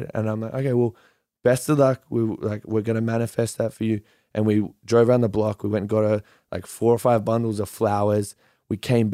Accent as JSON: {"language": "English", "town": "Yeppoon", "region": "Queensland", "country": "Australia", "moved": "yes", "said": "I'm from this small armpit of a town called Yeppoon in the middle of Australia."}